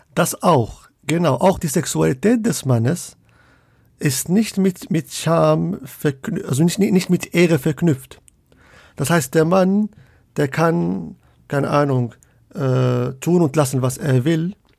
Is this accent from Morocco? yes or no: yes; Casablanca, Casablanca-Settat, Morocco; also born or lived in Leipzig / Münster; now in Hamburg, Germany; ich komme ursprünglich aus Casablanca